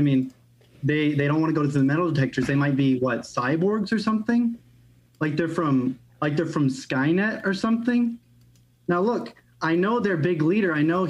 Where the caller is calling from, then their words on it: Kentucky, United States; I'm calling from Kentucky, land of our fearless leader, Mitch McConnell.